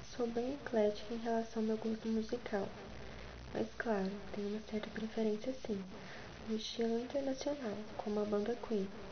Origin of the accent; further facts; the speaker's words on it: Goianira, Goiás, Brazil; now in Goiânia, Brazil; moro na região sudeste de Goiânia com os meus pais, Lenda e Vilmar, nasci em Goianira